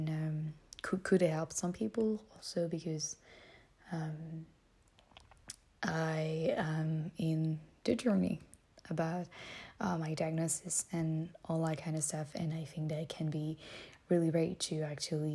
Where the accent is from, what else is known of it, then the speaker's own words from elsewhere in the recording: France; English is a second language; I'm French